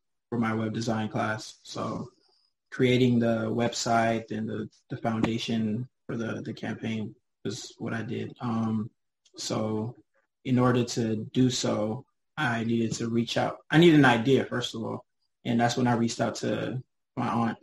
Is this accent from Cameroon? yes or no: yes; Cameroon; we're all Cameroonian. We're from Cameroon.